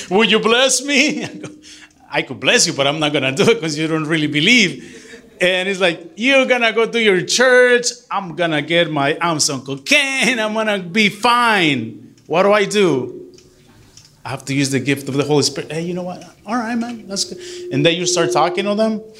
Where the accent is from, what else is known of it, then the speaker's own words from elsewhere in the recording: Michoacán, Mexico; moved away; I grew up in Michoacan, right? Michoacan.